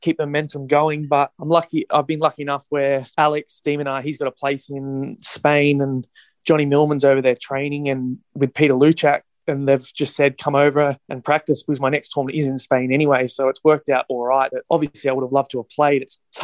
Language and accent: English; Sydney, New South Wales, Australia; I'm from Sydney